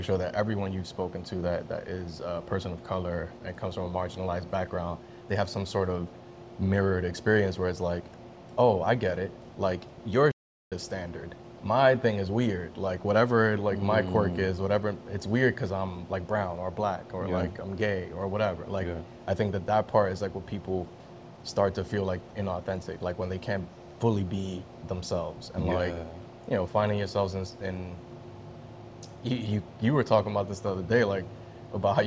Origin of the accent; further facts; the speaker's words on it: New York City, New York, United States; accent: Bronx accent; I'm born and raised in the Bronx